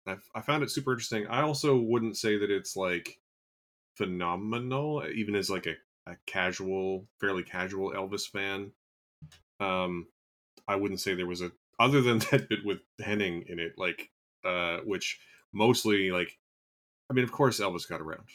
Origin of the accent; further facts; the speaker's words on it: Canada; as a Canadian